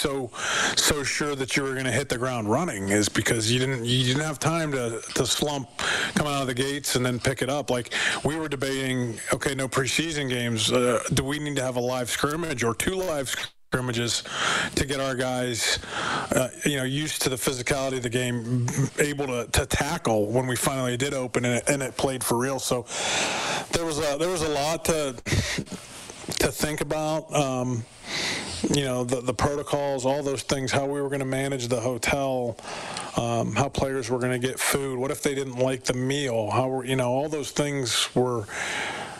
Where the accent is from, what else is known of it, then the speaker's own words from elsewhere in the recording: United States; moved away as an adult; also born or lived in Montreal / Toronto; now in Edmonton, Canada; as an American like I have